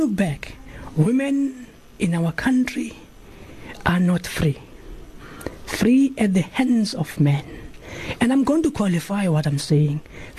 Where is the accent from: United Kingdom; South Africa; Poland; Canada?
South Africa